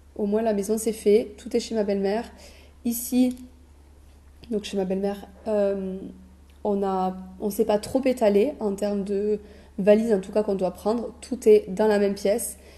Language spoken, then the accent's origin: French; France; on est français